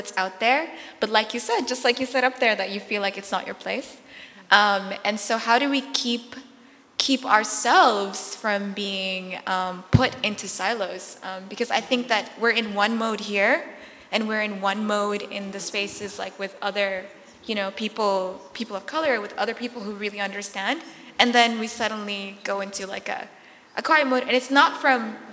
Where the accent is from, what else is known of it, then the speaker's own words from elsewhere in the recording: United States; accent: American; first language Arabic; English is a second language; also born or lived in Darfur, Sudan; grew up here, have an American accent